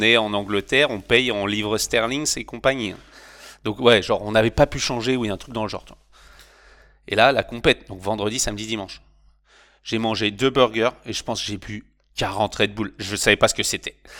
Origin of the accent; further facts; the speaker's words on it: Normandy, France; moved away as an adult; also born or lived in Bordeaux / Philippines; chez moi en Normandie